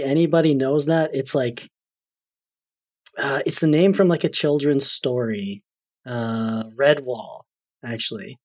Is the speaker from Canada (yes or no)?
yes; Canada; I'm Canadian